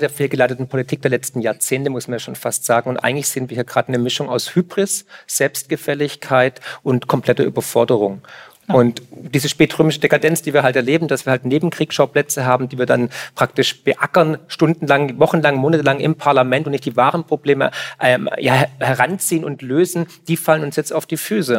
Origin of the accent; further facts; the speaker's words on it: Swabia, Germany; ich komme aus dem Schwabenland